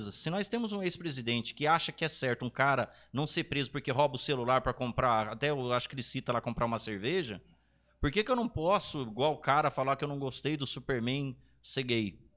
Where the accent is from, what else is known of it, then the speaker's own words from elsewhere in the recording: Brazil; Porque a gente, como brasileiro, a gente daí é uma coisa que já vem de muito tempo atrás, a gente é doutrinado a pensar que nós somos um paizinho de nada.